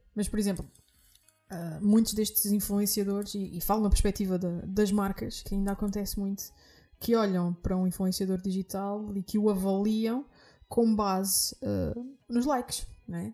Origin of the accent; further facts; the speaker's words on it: Azores, Portugal; eu nasci nos Açores